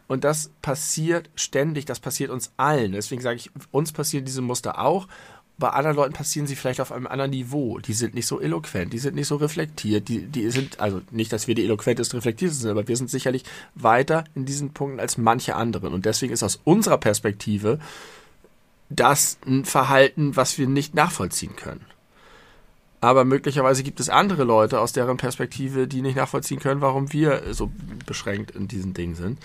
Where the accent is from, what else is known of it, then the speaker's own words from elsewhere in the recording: Germany; also born or lived in Hamburg; fühle ich mich in vielerlei Hinsicht sehr als Deutscher. Zum einen, weil ich natürlich sehr stark deutsch geprägt bin